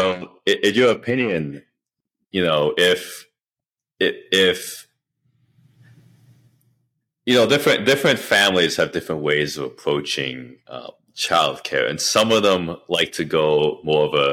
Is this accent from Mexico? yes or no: no; Canada; now in United States; I grew up in Canada